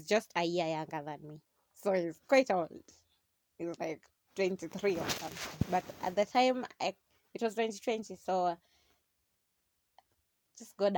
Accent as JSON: {"language": "English", "town": "Mombasa", "region": "Mombasa County", "country": "Kenya", "said": "I'm Kenyan"}